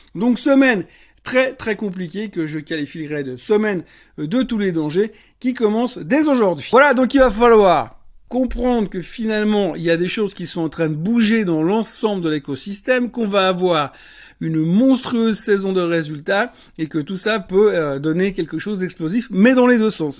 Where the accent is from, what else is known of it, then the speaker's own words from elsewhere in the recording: Switzerland; plus près de chez nous en Suisse